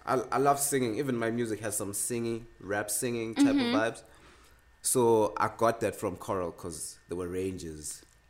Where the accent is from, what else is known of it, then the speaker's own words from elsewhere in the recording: Sandla, Gauteng, South Africa; I grew up in Sandla. Yeah. We moved to Scott when I was young.